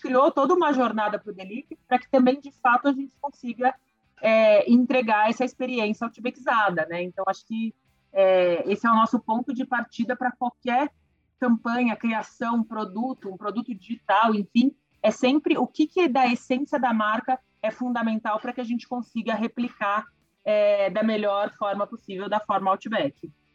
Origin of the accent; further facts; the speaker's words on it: Brazil; para a gente como brasileiro